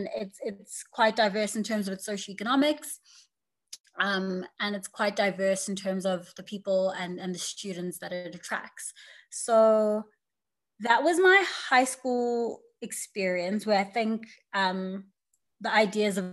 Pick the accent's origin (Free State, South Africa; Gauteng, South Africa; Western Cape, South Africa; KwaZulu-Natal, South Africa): KwaZulu-Natal, South Africa; Durban; I grew up in Durban